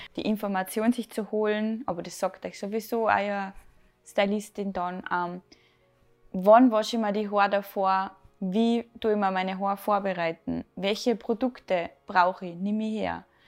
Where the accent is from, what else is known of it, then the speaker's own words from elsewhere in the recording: Salzburg, Austria; ich bin 25, ich komme aus Salzburg